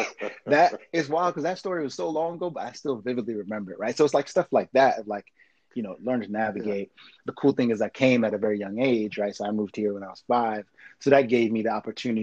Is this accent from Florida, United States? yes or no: no; White Plains, New York, United States; first language French; English is a second language; moved away as an adult; also born or lived in Montreal, Canada; now in Los Angeles, United States; I grew up in the burbs outside of New York in this Haitian community in White Plains